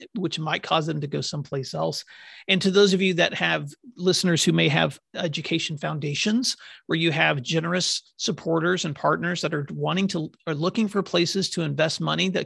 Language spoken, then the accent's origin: English; Oklahoma, United States; my home state of Oklahoma